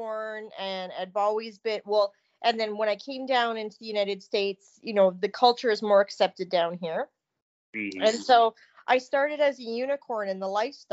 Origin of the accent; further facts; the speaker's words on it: Canada; I come from Canada